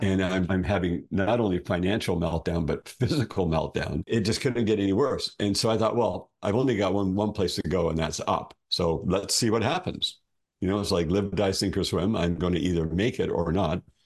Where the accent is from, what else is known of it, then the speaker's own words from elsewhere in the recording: Ontario, Canada; moved away as an adult; also born or lived in Alberta; I was born in Ontario, Canada